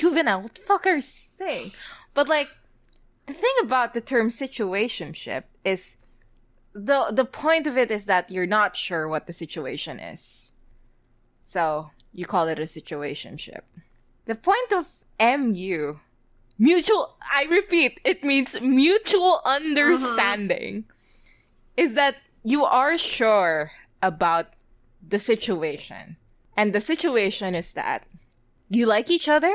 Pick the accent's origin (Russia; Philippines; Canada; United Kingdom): Philippines; I'm Filipino.